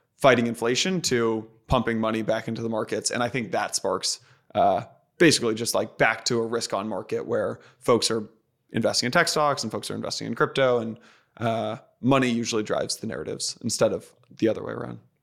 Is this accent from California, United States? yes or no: yes; outside San Francisco, California, United States; I grew up outside San Francisco